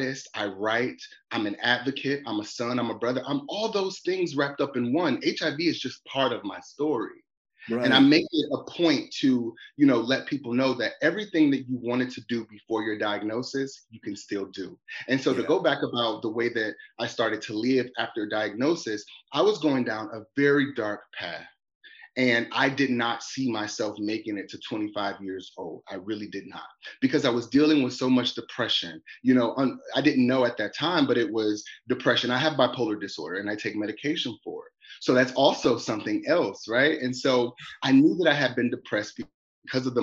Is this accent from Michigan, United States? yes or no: yes; Detroit, Michigan, United States; growing up in Detroit, you know, as a gay man